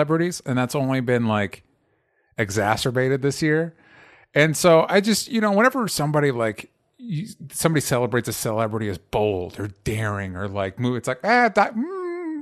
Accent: Florida, United States; I grew up in Florida.

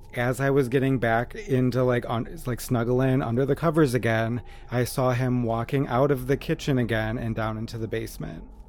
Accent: Wisconsin, United States; where I grew up

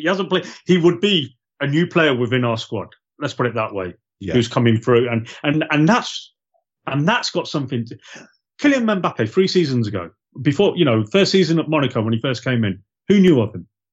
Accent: Loughborough, East Midlands, United Kingdom; moved away as an adult; also born or lived in Gloucester; I was born in Loughborough. lived there for we lived there for eighteen years

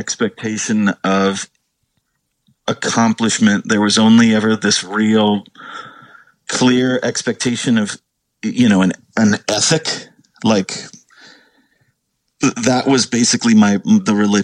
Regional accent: Southern California, United States; moved away as an adult; also born or lived in New England; I was raised in basically Southern California. I think it was like 9 to 18. I lived in Southern California.

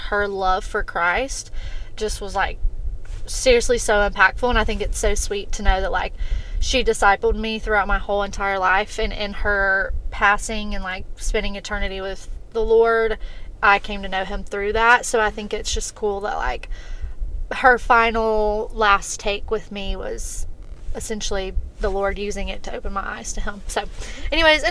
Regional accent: Montgomery, Alabama, United States; moved away as an adult; also born or lived in Troy, Alabama; now in Birmingham, United States; I am from Montgomery, went to Troy, got a bachelor's degree in business

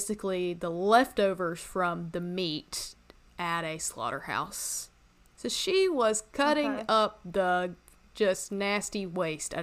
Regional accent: Western North Carolina, United States; my hometown, it's like a couple miles from my house

